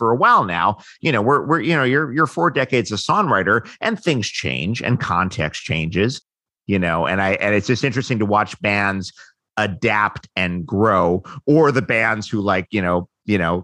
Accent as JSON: {"language": "English", "region": "New York", "country": "United States", "tie": "born or raised there", "moved": "yes", "lives_now": "Los Angeles, United States", "said": "I grew up in New York. Now I live in L.A."}